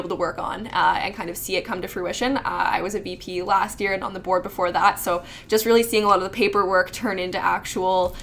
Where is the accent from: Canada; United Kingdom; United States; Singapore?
Canada; North Bay, Ontario; I'm from North Bay